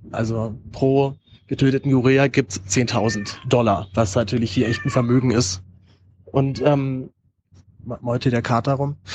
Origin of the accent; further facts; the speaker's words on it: Berlin, Germany; meine Heimatstadt Berlin